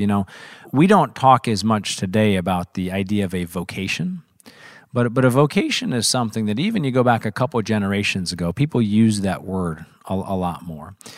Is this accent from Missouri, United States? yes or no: yes; Missouri, United States; I was very fortunate to grow up in Missouri.